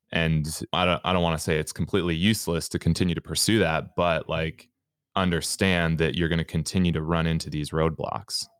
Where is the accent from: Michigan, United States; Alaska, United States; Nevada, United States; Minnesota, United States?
Minnesota, United States; I'm from Minnesota